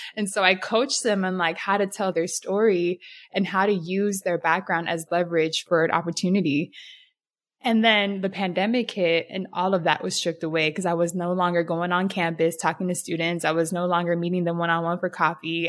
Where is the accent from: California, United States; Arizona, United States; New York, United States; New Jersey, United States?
California, United States; San Diego; So San Diego, I was born and raised in Southeast, so the hood. Grew up there my whole life